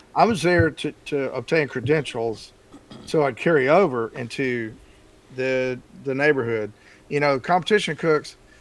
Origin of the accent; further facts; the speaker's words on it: Texas, United States; moved away; I grew up in Texas